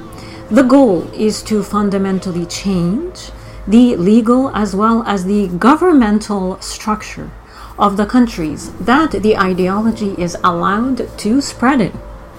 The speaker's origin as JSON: {"language": "English", "country": "Saudi Arabia", "tie": "born or raised there", "also_born_or_lived": "United Kingdom / Cairo, Egypt", "accent": "Egyptian", "moved": "yes", "said": "Most of you know that I was born in the United Kingdom and that I was raised in Saudi Arabia. But what I don't often disclose or discuss are my Egyptian roots. My mother is Egyptian, and not only do I have Egyptian roots"}